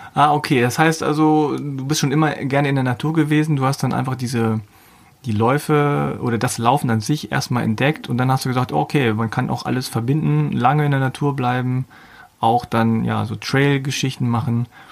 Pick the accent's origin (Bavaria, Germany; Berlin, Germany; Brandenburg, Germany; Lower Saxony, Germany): Lower Saxony, Germany; Hanover; Ich zum Beispiel komme aus Hannover